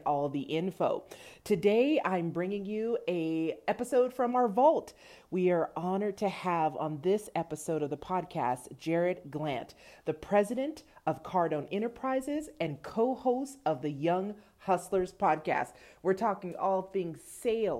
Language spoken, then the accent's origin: English; Los Angeles, California, United States; now in Austin, United States; So I'm actually from the Southern California area. I'm from the San Fernando Valley.